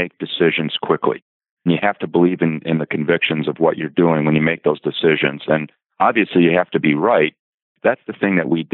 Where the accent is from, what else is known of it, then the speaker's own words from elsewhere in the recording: Racine, Wisconsin, United States; moved away; also born or lived in Duluth, Minnesota / Southern California / Grand Rapids, Michigan / Minnesota; my hometown of Racine, Wisconsin